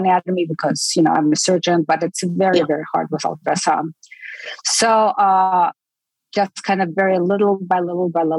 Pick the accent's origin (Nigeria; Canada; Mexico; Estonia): Estonia; moved away as an adult; now in United States; I'm from Estonia